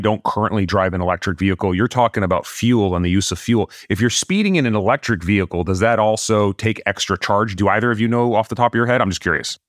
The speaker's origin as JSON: {"language": "English", "region": "California", "country": "United States", "also_born_or_lived": "Los Angeles", "said": "I am a Californian. I live in Los Angeles"}